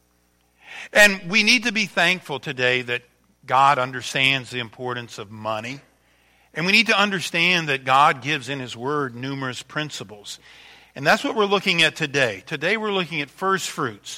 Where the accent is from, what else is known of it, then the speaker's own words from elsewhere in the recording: Louisiana, United States; moved away; I am from Louisiana, born and raised there, just 80 miles from New Orleans